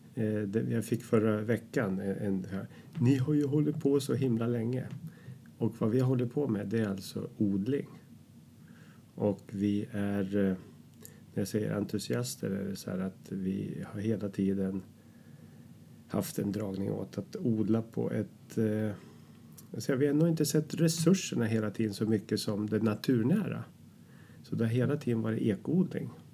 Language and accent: Swedish; Katrineholm, Södermanland, Sweden; now in Hornudden, Sweden; vi träffades i Katrineholm där jag kommer ifrån under skoltiden